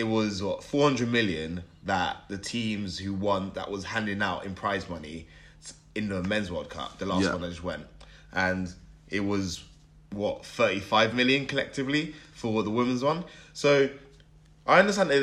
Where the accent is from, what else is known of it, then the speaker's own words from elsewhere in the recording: England, United Kingdom; us English, like as English fans, as like living here